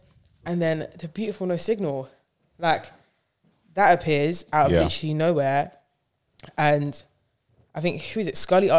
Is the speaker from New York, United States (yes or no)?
yes; Bronx, New York, United States; I'm a New Yorker. So him being like, you're from the town. I'm like, yes, I am from the Bronx.